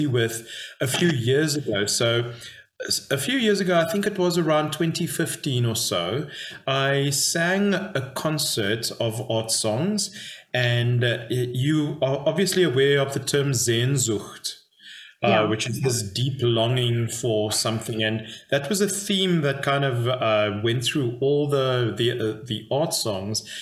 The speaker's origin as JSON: {"language": "English", "town": "Cape Town", "region": "Western Cape", "country": "South Africa", "tie": "born or raised there", "also_born_or_lived": "Dallas, Texas", "moved": "as an adult", "lives_now": "Potchefstroom, South Africa", "said": "I grew up in Cape Town, South Africa."}